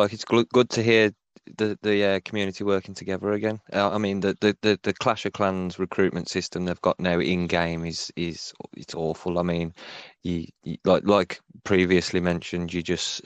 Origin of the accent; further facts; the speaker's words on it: Wolverhampton, West Midlands, United Kingdom; if you've seen the show Peaky Blinders, that's where my accent is most popular from. But I'm from a small town called Wolverhampton